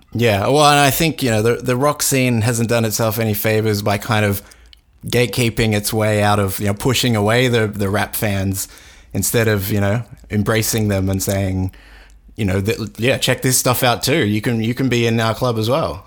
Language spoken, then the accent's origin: English; Australia; growing up in Australia at the time when they were big